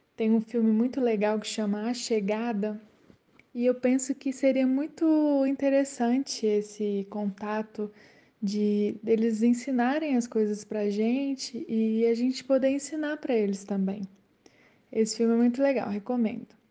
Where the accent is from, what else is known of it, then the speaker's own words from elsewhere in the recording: Belo Horizonte, Minas Gerais, Brazil; Eu sou de Belo Horizonte